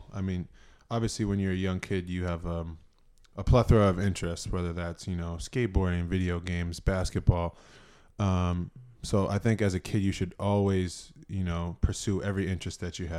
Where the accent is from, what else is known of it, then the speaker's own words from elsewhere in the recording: Methuen, Massachusetts, United States; I think just a small town kid, you know, born and raised in Methuen, Massachusetts.